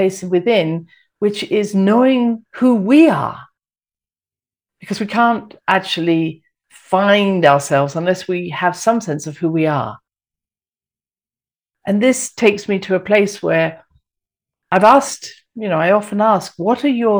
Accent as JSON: {"language": "English", "region": "England", "country": "United Kingdom", "said": "I'm very English"}